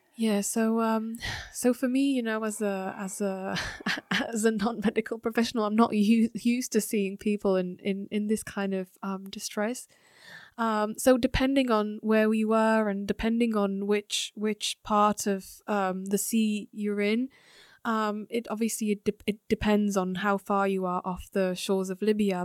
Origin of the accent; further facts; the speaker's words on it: Slovakia; moved away; also born or lived in France / United Kingdom; being from Slovakia